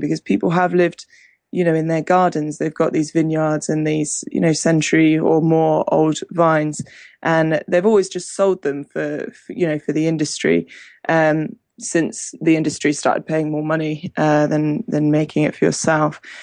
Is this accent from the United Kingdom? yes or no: yes; Hampshire, South East England, United Kingdom; moved away as an adult; also born or lived in Argentina; England, growing up in England, we're a big wine drinking country